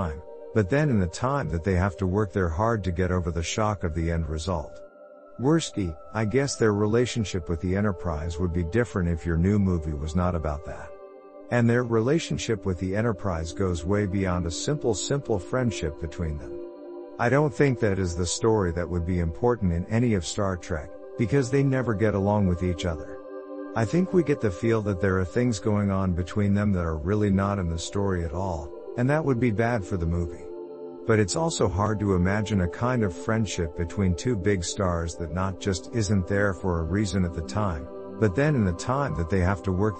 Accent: Indiana, United States; I'm from Indiana and they teach me where to look.

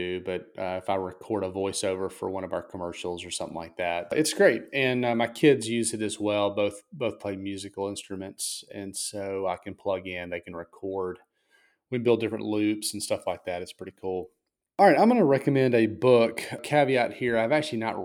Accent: Mississippi, United States; I'm obviously from Mississippi

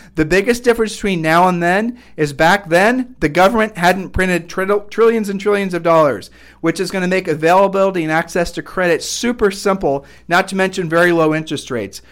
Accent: Ohio, United States; we're from Ohio

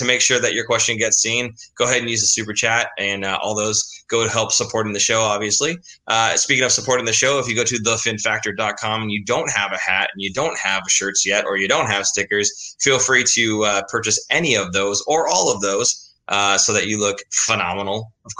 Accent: California, United States; born there; I was born in the Bay Area.

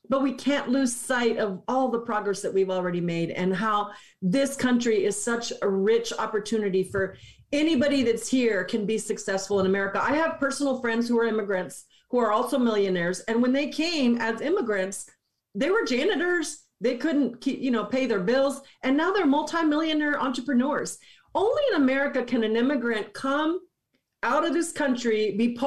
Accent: Texas, United States; I had never left Texas

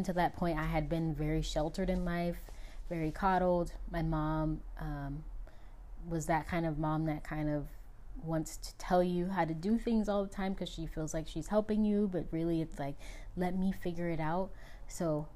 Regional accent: United States; I am American.

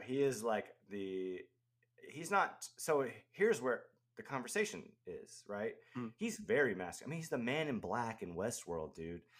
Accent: the South, United States; I grew up in the South, you know, uh, Christian South, where gender roles are very defined

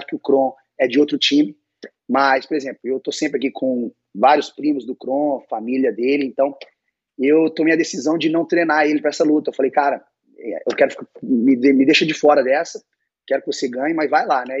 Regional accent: Belo Horizonte, Minas Gerais, Brazil; now in Irvine, United States; eu sou mineiro, não, não cresci na praia

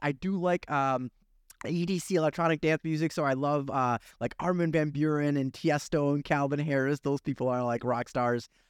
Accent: Kyiv, Ukraine; moved away; I'm originally from Soviet Ukraine

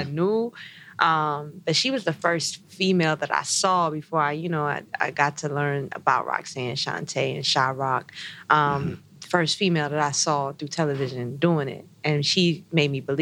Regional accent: North Carolina, United States

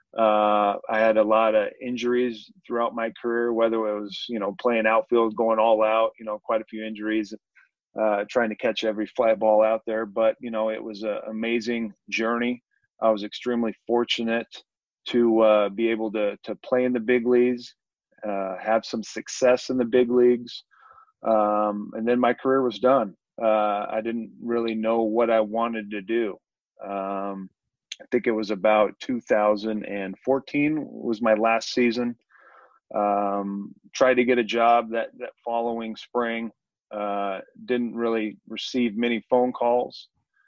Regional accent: Richland, Washington, United States; moved away as an adult; also born or lived in Arizona; now in Boise, United States; I'm a Northwest kid. Like you said, I was born and raised in Richland, Washington, part of the Tri-Cities

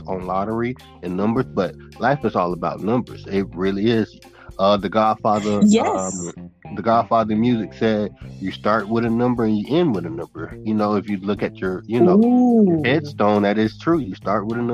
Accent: Naples, Florida, United States; also born or lived in Immokalee, Florida; Originally, I was born in Naples, Florida, N-A-P-L-E-S, Naples, Florida

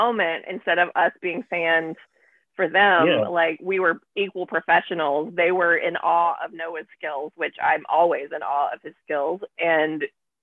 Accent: Mississippi, United States; I grew up in Mississippi

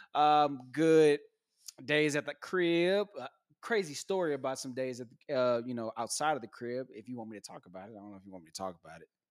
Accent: Texas, United States; I'm not from here. I'm from Texas.

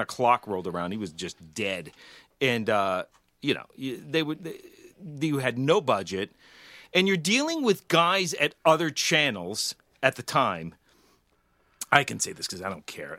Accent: Woburn, Massachusetts, United States; I grew up in Woburn

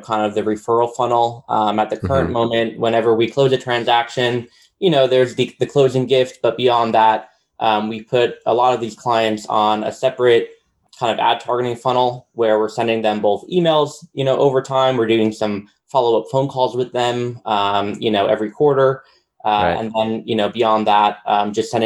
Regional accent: New York, United States; moved away as an adult; now in Nashville, United States; I'm originally from New York, born and raised, but I currently live in Nashville, Tennessee

